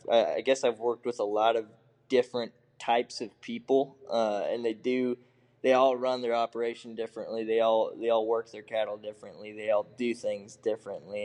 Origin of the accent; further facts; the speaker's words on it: Muscatine, Iowa, United States; moved away; I was raised in eastern Eastern Iowa in Muscatine